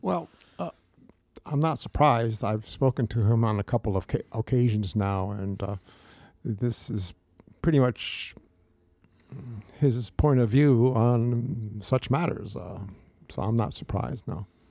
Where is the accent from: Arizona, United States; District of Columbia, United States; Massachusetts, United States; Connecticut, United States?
Connecticut, United States; Bridgeport; also born or lived in Fairfield / Shelton; I was born and raised in Bridgeport